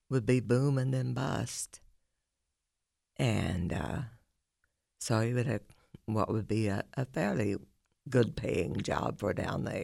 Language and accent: English; Kentucky, United States; also born or lived in West Virginia / Florida; I am from Eastern Kentucky, and it's always meant a great deal to me. And I moved around a lot.